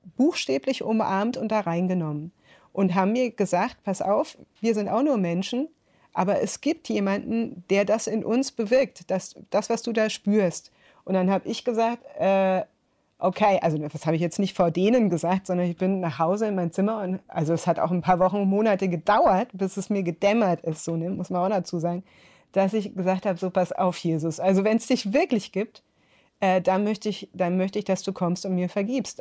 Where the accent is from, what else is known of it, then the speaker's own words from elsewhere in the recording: rural Bavaria, Germany; also born or lived in North Rhine-Westphalia; Also ich bin in Nordrhein-Westfalen geboren, äh, dann ist meine Mutter, die eben aus Bayern kam, mit uns nach der Scheidung zurück, also nach der Trennung, zurück mhm. nach Bayern aufs Land